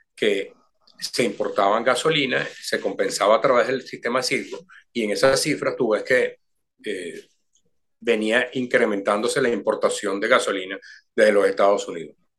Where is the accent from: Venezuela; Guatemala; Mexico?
Venezuela